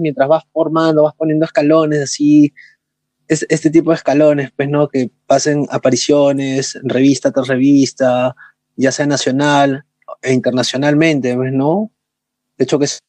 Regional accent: Lima, Peru; soy de Perú, vengo de la ciudad de Lima

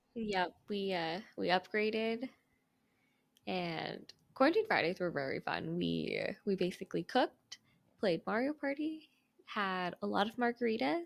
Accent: Cerritos, California, United States; I'm born and raised in SoCal

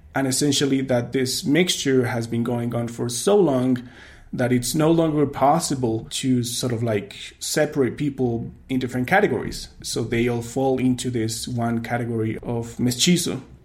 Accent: Mexico City, Mexico; when I was growing up in Mexico City

